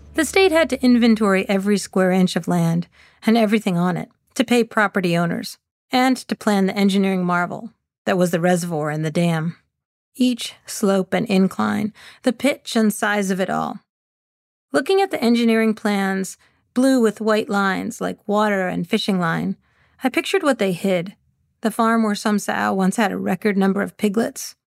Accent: West Boylston, Massachusetts, United States; When I grew up in West Boylston, it seemed as if everything revolved around the reservoir

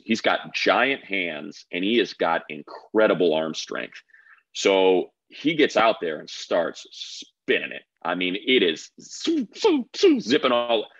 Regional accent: Midwest, United States; moved away; I'm from the Midwest, so I'm gonna go up see my parents

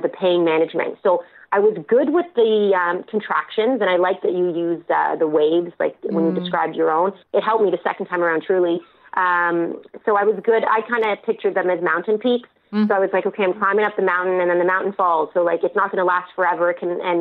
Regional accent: Ontario, Canada; I'm from Ontario

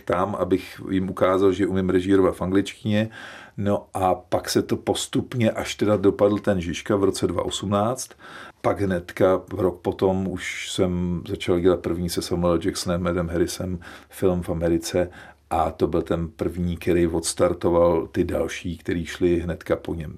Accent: Czechia; že jsme Češi

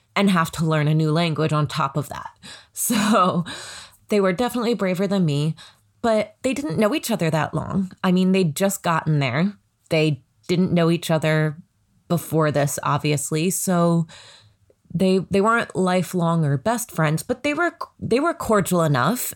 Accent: United States; I'm American

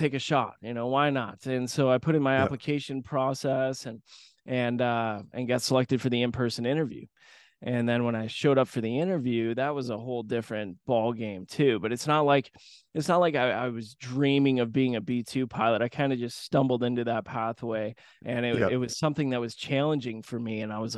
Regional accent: Grand Rapids, Michigan, United States; But I grew up in Grand Rapids, Michigan, small Midwestern town, and I went to air shows as a kid with my dad and my grandfather.

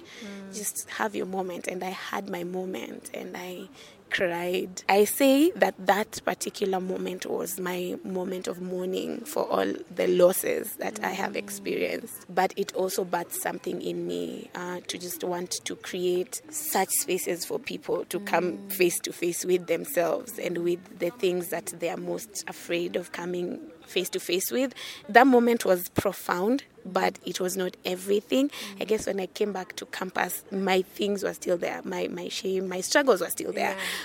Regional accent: Kisumu, Kisumu County, Kenya; also born or lived in Nairobi; now in Kiambu, Kenya; I am from Kenya. I grew up in Kisumu, which is the lakeside city of Kenya, but I currently live

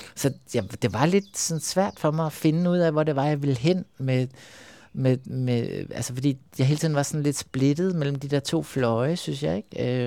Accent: Copenhagen, Capital Region of Denmark, Denmark; Jeg voksede op ude på Amager

